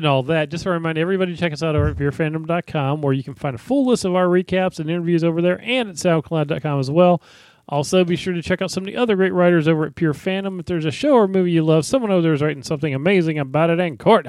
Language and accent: English; Florida, United States; I'm from Florida.